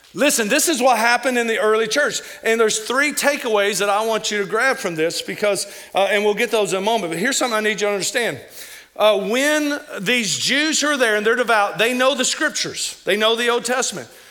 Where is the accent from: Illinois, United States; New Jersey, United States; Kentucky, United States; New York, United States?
Kentucky, United States; now in Missouri, United States; some of the words I say because I'm from Kentucky